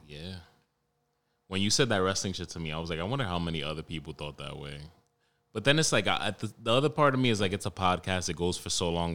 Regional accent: New York City, New York, United States; I'm from Harlem

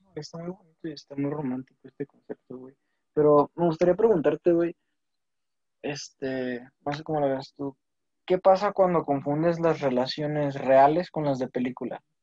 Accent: Mexico; al menos como mexicanos

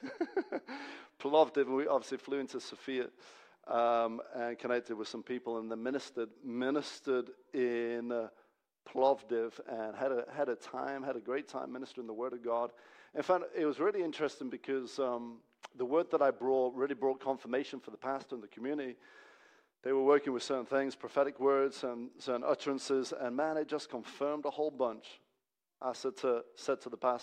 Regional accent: Hungary; now in Manchester, United Kingdom; my home country

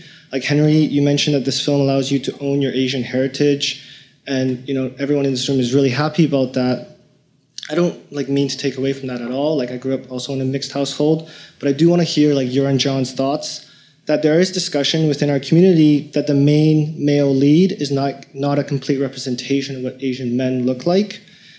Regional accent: Canada; I'm Canadian.

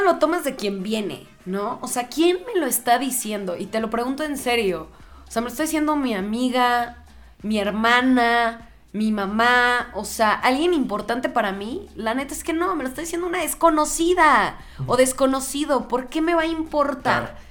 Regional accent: Mexico; soy súper mexa

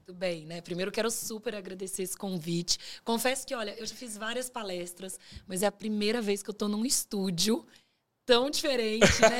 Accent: Pará, Brazil; born or raised there; also born or lived in Minas Gerais / Canada; now in São Paulo, Brazil

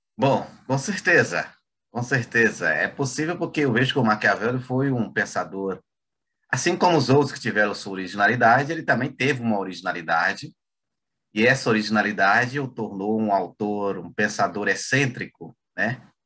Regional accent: Goiás, Brazil; now in Conceição do Araguaia, Brazil; eu sou goiano

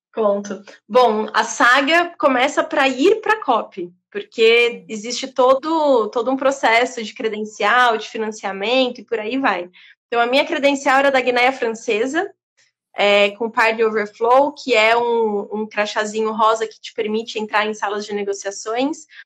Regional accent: Brazil; estar ali como brasileira

